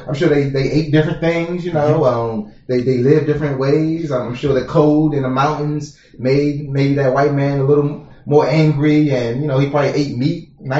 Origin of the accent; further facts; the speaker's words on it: Washington, District of Columbia, United States; I'm American. I grew, I was born in Washington, D.C.